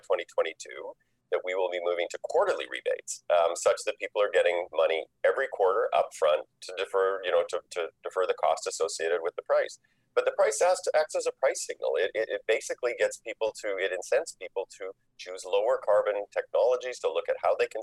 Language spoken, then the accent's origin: English; Saskatchewan, Canada; I grew up in Saskatchewan.